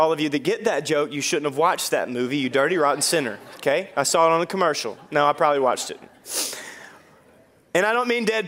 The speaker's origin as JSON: {"language": "English", "area": "Dorcheat Bayou", "region": "North Louisiana", "country": "United States", "tie": "born or raised there", "said": "I grew up on the Dorchit Bayou"}